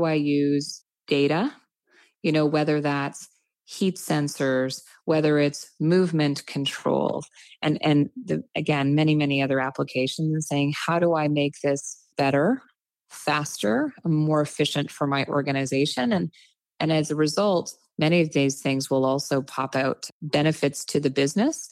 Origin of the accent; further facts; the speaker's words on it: Canada; as Canadian business leaders